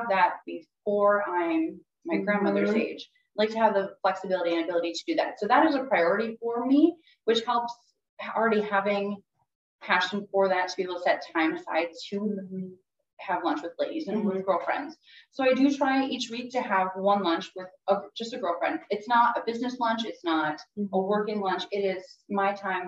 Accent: Morris, Minnesota, United States; moved away as an adult; also born or lived in St. Cloud, Minnesota; now in Fargo, United States; I grew up in Morris, Minnesota.

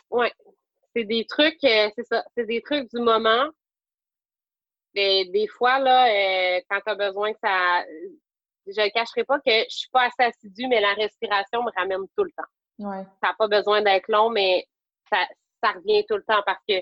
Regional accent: Magdalen Islands, Quebec, Canada; je ne cacherai pas que je suis pas de la Madeleine pour rien.

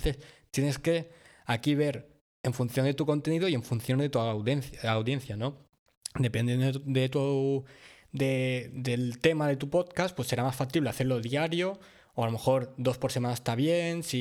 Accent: Mallorca, Balearic Islands, Spain; Un par mallorquín, porque somos de Mallorca.

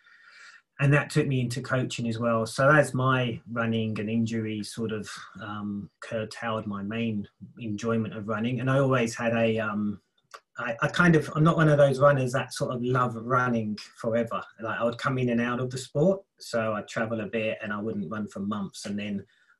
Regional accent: London, United Kingdom; moved away; I'm from England originally, so born and bred in London

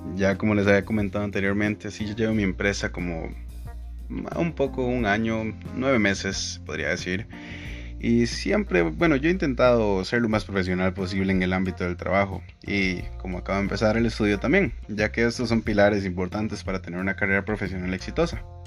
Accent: San Francisco de Dos Ríos, San José, Costa Rica; soy de San Francisco de Ríos

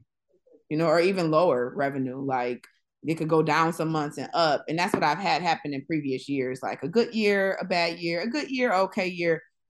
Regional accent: Buffalo, New York, United States; now in Los Angeles, United States; I'm from Buffalo, New York.

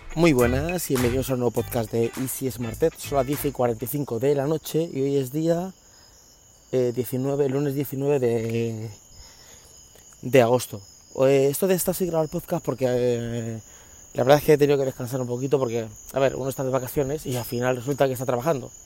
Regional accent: Spain; now in United States; yo nací en España

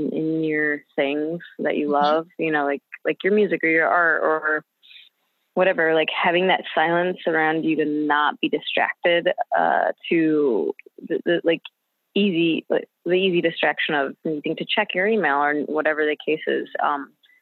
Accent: Detroit, Michigan, United States; moved away; I'm from Detroit originally

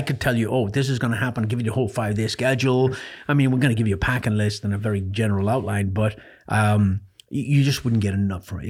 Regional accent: Ireland; born or raised there; moved away; also born or lived in North Carolina

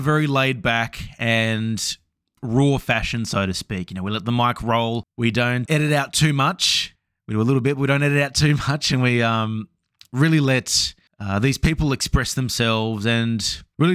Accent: Brisbane, Queensland, Australia; I'm from Brisbane

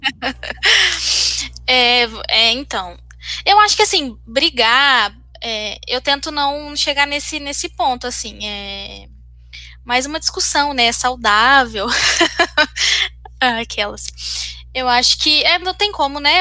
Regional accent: Minas Gerais, Brazil; now in Campinas, Brazil; eu não, não sou daqui, sou de Minas

